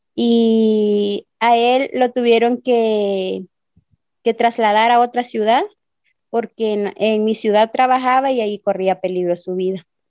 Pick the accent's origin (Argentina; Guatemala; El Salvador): El Salvador; moved away as an adult; now in Ciudad Juárez, Mexico; Vengo eh, vengo del Salvador